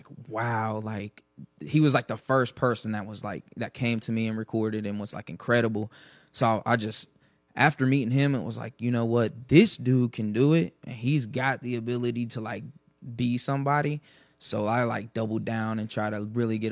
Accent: Dayton, Ohio, United States; East Dayton, Ohio

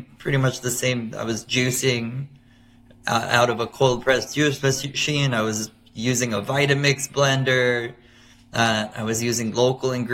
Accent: Miami, Florida, United States; moved away as an adult; also born or lived in New York City; my hometown of Miami, Florida

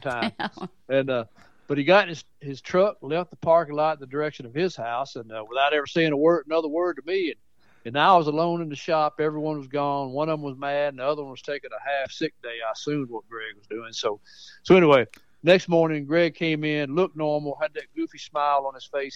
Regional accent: Mount Pleasant, Tennessee, United States; moved away as an adult; also born or lived in Jefferson County, Tennessee / Indiana / Pensacola; that's where I grew up, right there on Fairview Drive

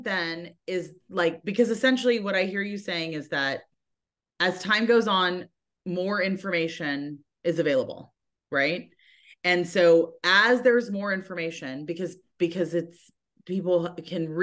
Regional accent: United States; I'm an American

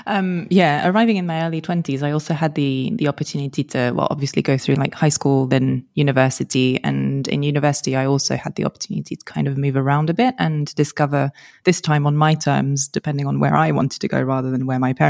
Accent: France; English is a second language; also born or lived in London, United Kingdom; So I'm French, but only arrived in France probably when I was 10, between 10 and 11, roughly. And I, as I moved across countries, started off in London

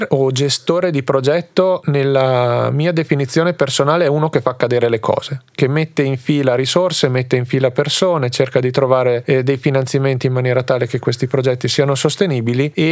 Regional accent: Trentino-Alto Adige, Italy; E tutte le volte che dico sono della Val di Fiemme, mi dicono wow. E allora lì capisco quanto siamo fortunati e quanto è bello essere orgogliosi di appartenere a una realtà come la nostra

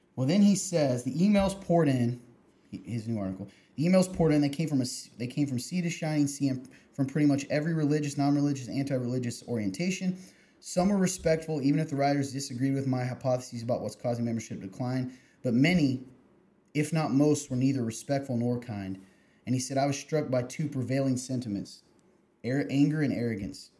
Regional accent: Kentucky, United States; moved away; the Lexington Herald, my my home state

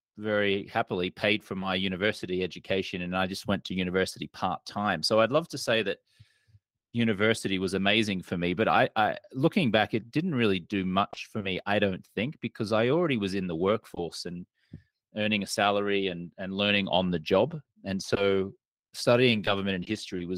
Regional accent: Brisbane, Queensland, Australia; moved away as an adult; also born or lived in Austin, Texas; now in United States; I grew up in a place called Brisbane on the east coast of Australia. And I moved to the US 20 years ago

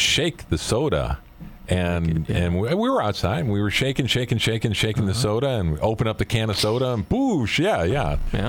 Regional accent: Wisconsin, United States; when I was growing up in Wisconsin

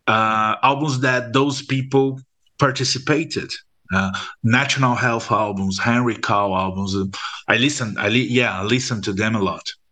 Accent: Brazil; in Brazil, when we when we are uh, from a middle class uh, family, we learn at school that we not Brazilian

